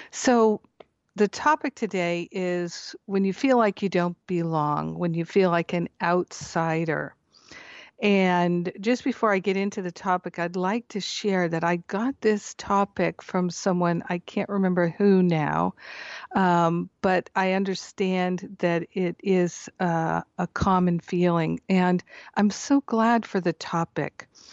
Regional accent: Rhode Island, United States; moved away as an adult; also born or lived in Michigan / Boston, Massachusetts / Maine; now in Scottsdale, United States; I grew up in Michigan until I was almost ten. and then Rhode Island until I went to college in Boston.

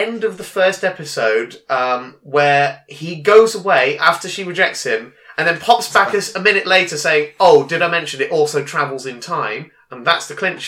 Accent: Daventry, East Midlands, United Kingdom; I grew up in Daventry.

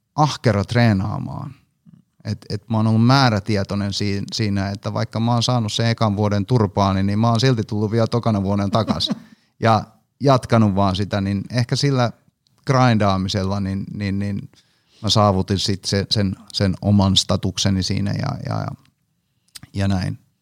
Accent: Hanko, Uusimaa, Finland; mä oon siis Hangosta kotosin

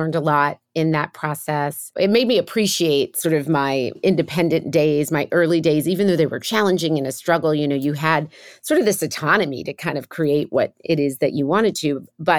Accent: New York, United States; born there; So I'm a first generation American of Kenyan descent. I was born in New York, but both my parents were from Kenya.

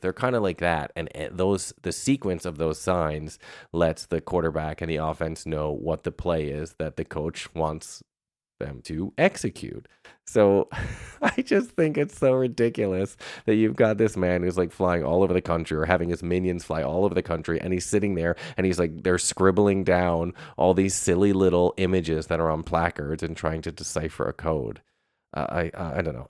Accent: Northeast, United States; moved away; also born or lived in Michigan; I grew up in the Northeast

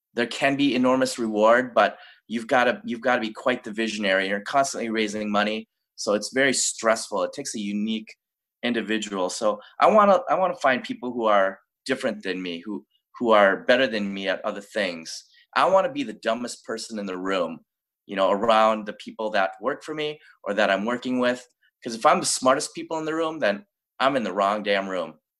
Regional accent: Minnesota, United States; moved away; also born or lived in Daegu, South Korea / Los Angeles; I was born in Daegu, South Korea. We moved to Minnesota when I was little. And um, I grew up in Minnesota

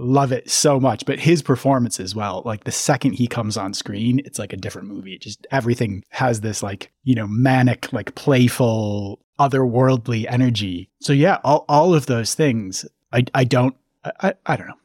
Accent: Twin Cities, Minnesota, United States; I grew up in the Twin Cities

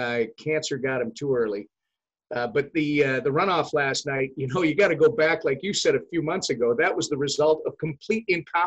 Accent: Minnesota, United States; as a fellow Minnesotan.

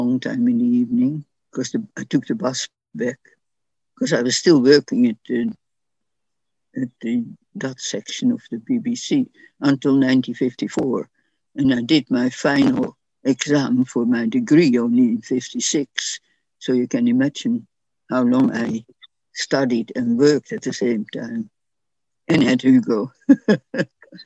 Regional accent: Netherlands; English is a second language; moved away as an adult; now in London, United Kingdom; in the Dutch section, of course, I spoke a lot of Dutch, and my English wasn't very good, except what I'd learned at school

